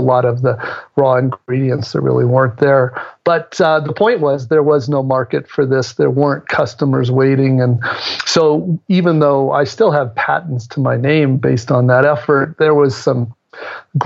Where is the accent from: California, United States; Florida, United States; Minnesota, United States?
California, United States; San Francisco; I'm from the Bay Area, San Francisco area.